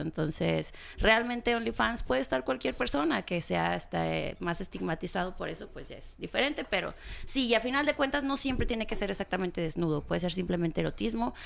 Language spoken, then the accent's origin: Spanish; Gómez Farías, Chihuahua, Mexico; also born or lived in Cuauhtémoc, Chihuahua / Mexico City; nací en Cuauhtémoc y viví 14, los primeros 14 años de mi vida en un pueblito que se llama Gómez Farías